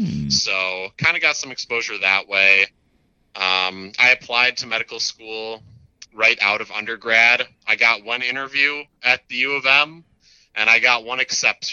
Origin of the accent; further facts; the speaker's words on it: Minneapolis, Minnesota, United States; I hail from Minneapolis, Minnesota, so right here in my hometown.